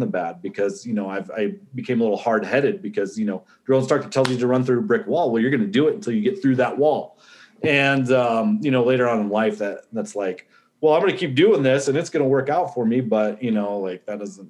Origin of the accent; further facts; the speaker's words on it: Northwest Ohio, United States; also born or lived in Central Arizona; now in Verde Valley, Arizona, United States; I was born in Northwest Ohio. Growing up, I split time growing up in Ohio and Central Arizona.